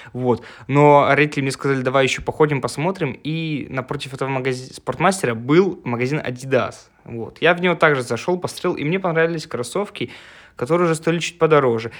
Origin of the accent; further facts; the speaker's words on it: Russia; мой родной город Волга